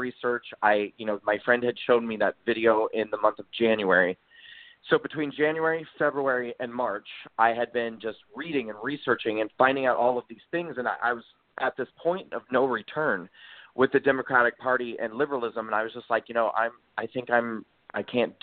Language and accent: English; Nebraska, United States; moved away as an adult; also born or lived in New York City; I grew up in Nebraska, and I moved to New York to pursue acting and singing.